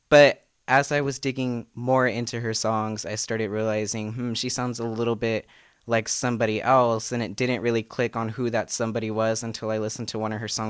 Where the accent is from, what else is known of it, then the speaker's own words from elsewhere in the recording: Fresno, California, United States; I'm 19 years old. I'm from Fresno, California. I'm a college student at Fresno Pacific University.